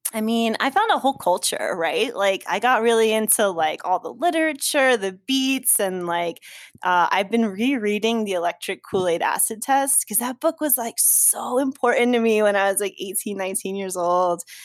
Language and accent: English; Sparta, New Jersey, United States; moved away; I'm from North Jersey, L, Sussex County, Sparta